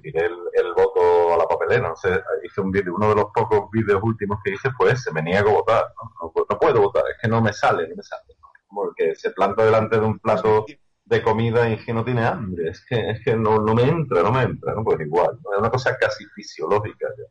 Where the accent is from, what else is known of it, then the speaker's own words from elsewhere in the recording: Seville, Andalusia, Spain; soy de Sevilla, soy andaluz